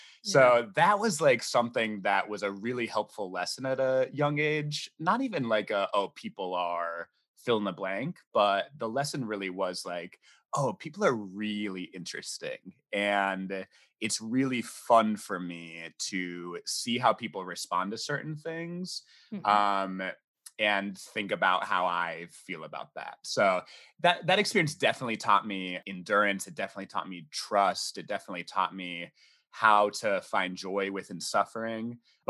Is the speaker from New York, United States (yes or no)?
no; North Carolina, United States; also born or lived in England; No, I'm from all over. I was born in England. My parents like moved all over the States. My parents were missionaries. So we did a lot of like moving around when I was young. But I went to high school in North Carolina.